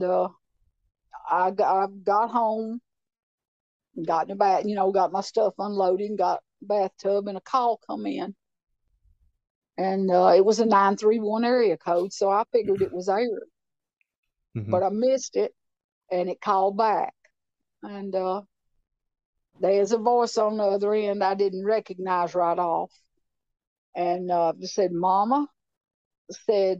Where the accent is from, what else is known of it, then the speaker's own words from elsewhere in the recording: Clay County, Tennessee, United States; moved away as an adult; also born or lived in Nashville; I grew up in Clay County.